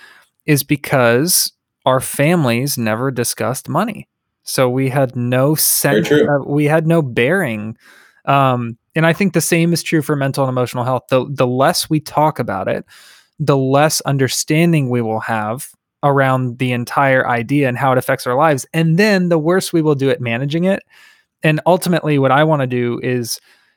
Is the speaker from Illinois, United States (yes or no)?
no; Tampa, Florida, United States; I grew up in Tampa in an abusive environment